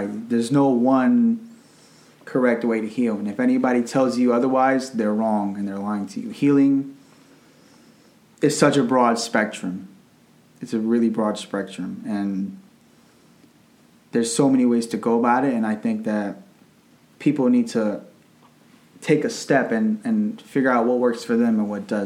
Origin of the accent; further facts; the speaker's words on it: Arlington, Virginia, United States; I'm 26 years old. I was born in Arlington, Virginia.